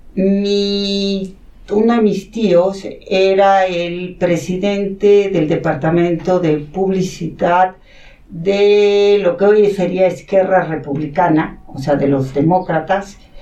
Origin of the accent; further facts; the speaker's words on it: Mexico City, Mexico; first language Catalan; Spanish is a second language; also born or lived in Stanford, California, United States / Barcelona, Spain / Sant Cugat del Vallès, Spain; yo nací aquí en México, de hecho en el Hospital Español